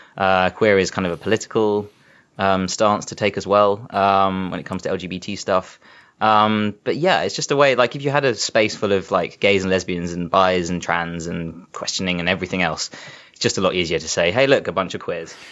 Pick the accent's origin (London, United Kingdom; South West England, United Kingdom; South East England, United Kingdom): South East England, United Kingdom; I grew up in Southeast England.